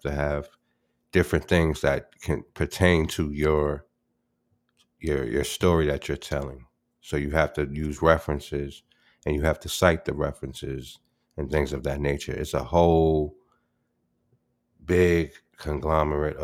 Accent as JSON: {"language": "English", "town": "New York City", "region": "New York", "country": "United States", "tie": "born or raised there", "also_born_or_lived": "Albany", "said": "growing up in the Bronx"}